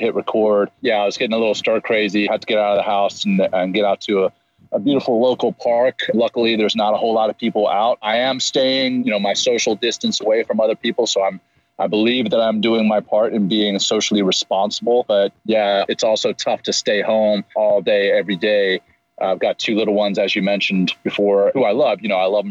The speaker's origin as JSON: {"language": "English", "town": "Ruston", "region": "Louisiana", "country": "United States", "tie": "born or raised there", "also_born_or_lived": "Cape Town, South Africa", "said": "I was born in Cape Town, South Africa, and we moved to the States when I was seven, moved to Louisiana, of all places, kind of the little small town in the center of the state, Ruston, Louisiana"}